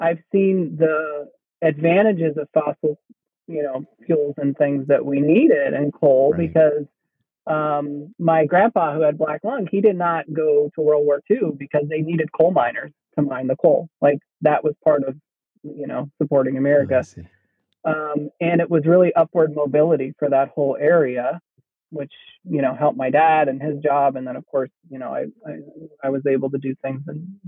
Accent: coal country of Pennsylvania, United States; I was born and raised in the coal country of Pennsylvania.

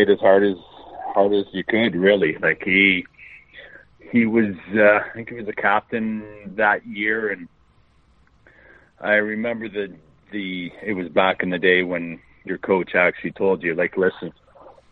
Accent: Central Butte, Saskatchewan, Canada; moved away; growing up in Centre Butte

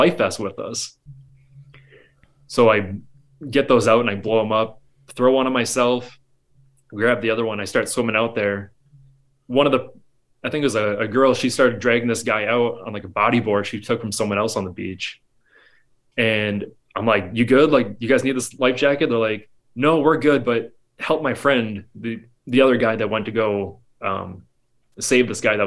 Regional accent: Ontonagon, Michigan, United States; growing up in Ontonagon

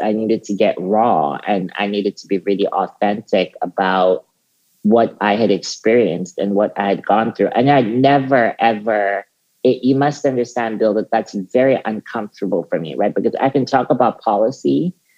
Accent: South Africa; as a teenager um, growing up in South Africa

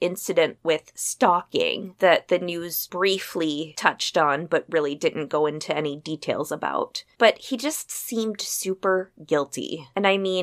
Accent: Iowa, United States; Growing up in Iowa, which is like the pig farming capital of the U.S.

